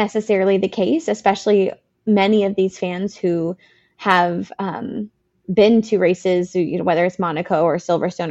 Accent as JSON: {"language": "English", "region": "Northern California", "country": "United States", "said": "I'm from Northern California"}